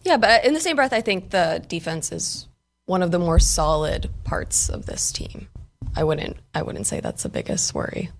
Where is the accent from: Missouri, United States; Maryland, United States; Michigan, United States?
Maryland, United States; moved away; we're both Maryland kids